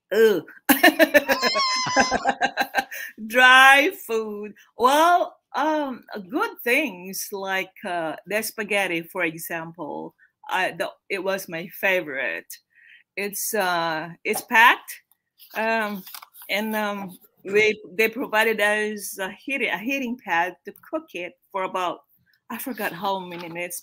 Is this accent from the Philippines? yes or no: yes; Philippines; moved away as an adult; now in United States; I'm from the Philippines originally.